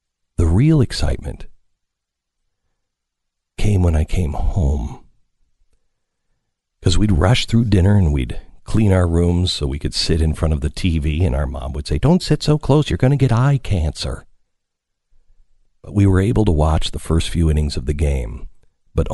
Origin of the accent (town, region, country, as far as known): Pacific Northwest, United States; born or raised there